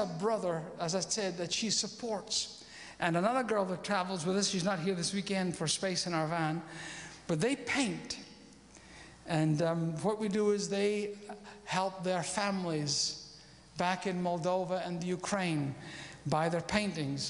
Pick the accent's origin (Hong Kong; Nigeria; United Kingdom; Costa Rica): United Kingdom; Scotland; I'm a Scotsman and I'm a missionary